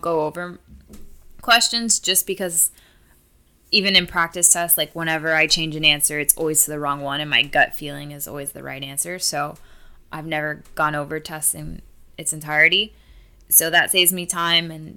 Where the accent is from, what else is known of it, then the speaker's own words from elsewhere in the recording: Miami, Florida, United States; growing up in Miami too, I grew up with a lot of Hispanics